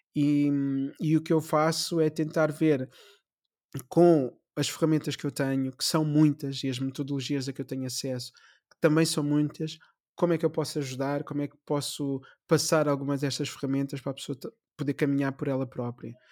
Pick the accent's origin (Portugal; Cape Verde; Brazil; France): Portugal; Amadora, Lisbon; nasci na Amadora, mesmo uhum. em frente à estação da Amadora